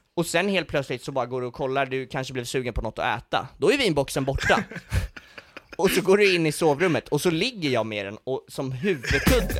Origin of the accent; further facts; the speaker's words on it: Stockholm, Stockholm County, Sweden; Jag, jag är från Stockholm